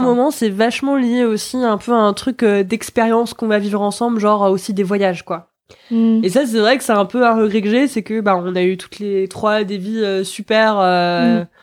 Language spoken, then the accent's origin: French; Nancy, Grand Est, France; now in Nantes, France; je viens de Nancy